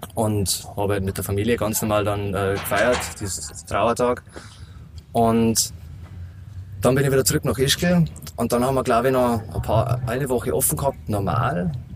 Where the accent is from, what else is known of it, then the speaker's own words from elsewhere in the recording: Berchtesgaden, Bavaria, Germany; accent: Bavarian; moved away; der kommt vom Bayerischen. Ich komme aus Berchtesgaden, eigentlich vom wunderschönen Königssee. Mhm. Und da durfte ich halt aufwachsen.